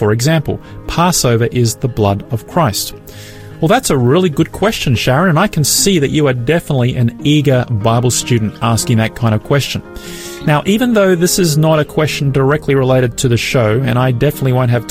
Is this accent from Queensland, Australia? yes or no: yes; Brisbane, Queensland, Australia; my hometown of Brisbane